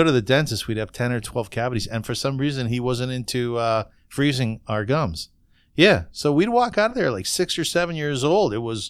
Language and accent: English; Kitchener, Ontario, Canada; I grew up in Kitchener, which is Little Berlin, and we had a dentist by the name of Dr. Hemrick.